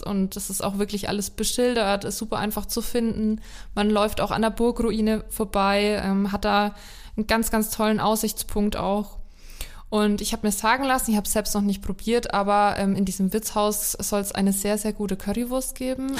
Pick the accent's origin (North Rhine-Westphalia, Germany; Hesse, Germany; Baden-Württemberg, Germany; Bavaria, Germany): Bavaria, Germany; Haßberge; über meine Heimat gesprochen haben, über die Hassberge